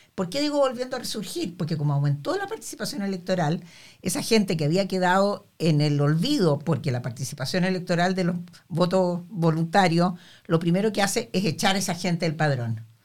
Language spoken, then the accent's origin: Spanish; Chile; nosotros como chilenos